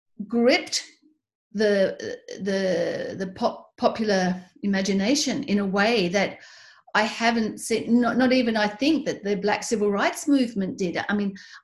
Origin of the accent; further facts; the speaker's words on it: Tasmania, Australia; as an Australian, somebody who grew up in Tasmania